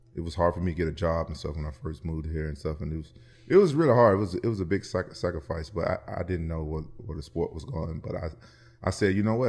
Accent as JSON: {"language": "English", "town": "Memphis", "region": "Tennessee", "country": "United States", "tie": "born or raised there", "said": "I'm from Memphis, and pro wrestling is really big there"}